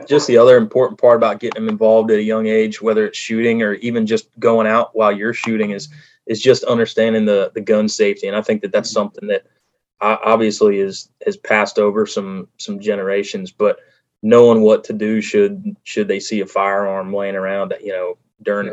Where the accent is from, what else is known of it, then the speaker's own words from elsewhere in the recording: Delaware, United States; moved away as an adult; also born or lived in North Carolina / Wyoming; where I was uh, growing up in Delaware